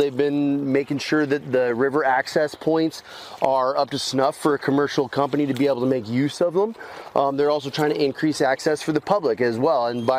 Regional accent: Farmington, New Mexico, United States; moved away as an adult; also born or lived in Durango, Colorado / Aztec, New Mexico; I was born in Durango and lived in Aztec and Farmington up until I was in my mid-20s.

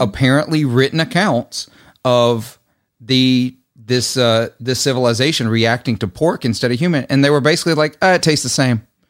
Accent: Clarksdale, Mississippi, United States; my hometown

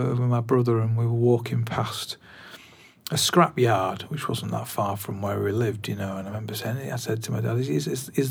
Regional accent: Glossop, East Midlands, United Kingdom; also born or lived in Swinton, Salford; now in Bolton, United Kingdom; I grew up in a place called Glossop, which is right on the edge of Derbyshire, Tameside. And I was born in Salford, Swinton

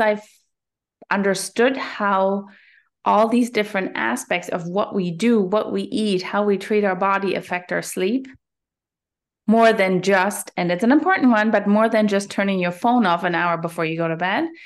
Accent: Germany; moved away as an adult; now in Canada; I'm originally from Germany.

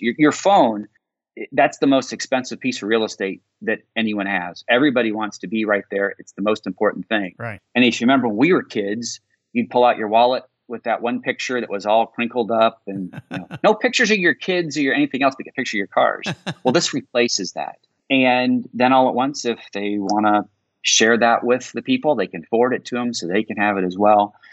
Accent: Indiana, United States; I grew up in Indiana

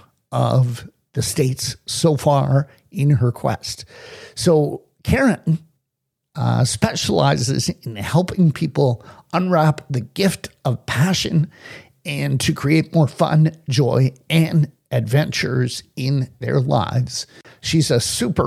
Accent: Toronto, Ontario, Canada; I grew up in Toronto

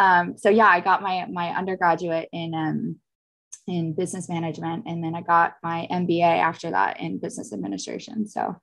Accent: Connecticut, United States; also born or lived in Florida / Texas; now in California, United States; Originally I'm from the East Coast. I like to say I like made my way across the States. Like I was born in Florida and then we moved to Connecticut, and then I went to school in Texas, and then from there moved to California.

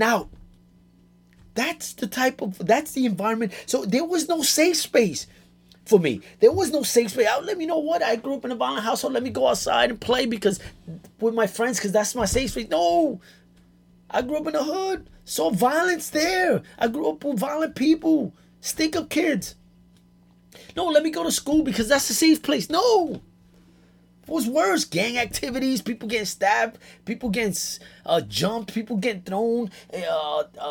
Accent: New York City, New York, United States; I grew up in the South Bronx, born and raised

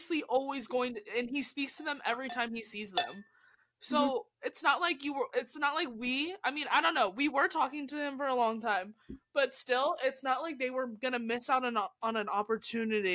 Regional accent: San Diego, California, United States; I'm from California.

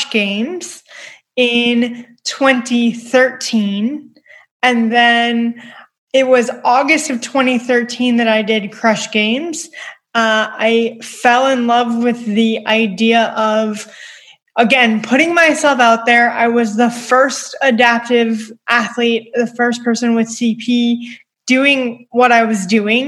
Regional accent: Long Island, New York, United States; I'm from Long Island, so I mean, I grew up in New York

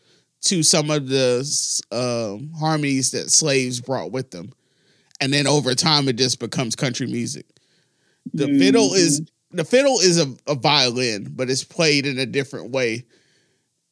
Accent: the South, United States; accent: Southern; they talk about Southerners and talk about like our accents

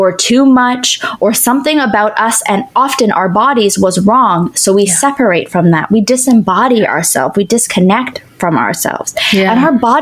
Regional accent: Canada; also born or lived in Ottawa; So I'm Canadian. I lived in Ottawa.

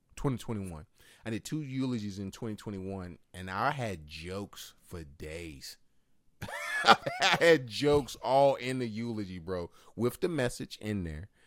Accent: Martinsville, Virginia, United States; we're from Martinsville.

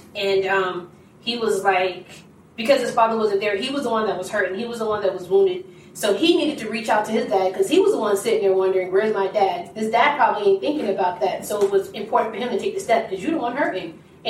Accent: Maryland, United States; also born or lived in Charleston, South Carolina; I am from Maryland, however, by way of Charleston, South Carolina.

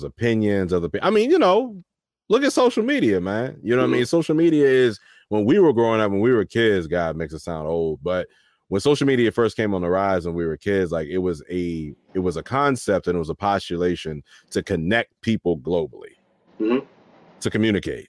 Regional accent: Waldorf, Maryland, United States; I grew up in Waldorf

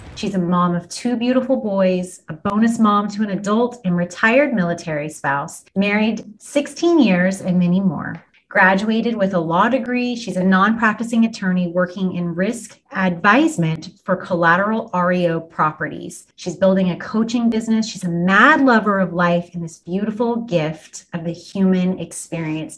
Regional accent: Wellington, Kansas, United States; also born or lived in South Haven, Kansas; I grew up in South Haven and in Wellington.

